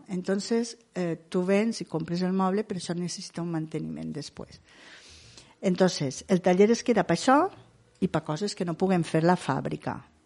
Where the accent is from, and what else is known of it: Ondara, Valencian Community, Spain